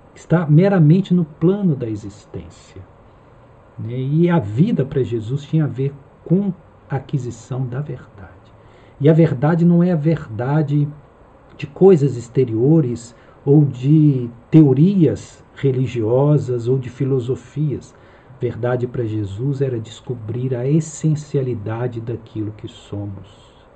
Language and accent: Portuguese; Minas Gerais, Brazil; moved away; lá em Minas, de onde eu venho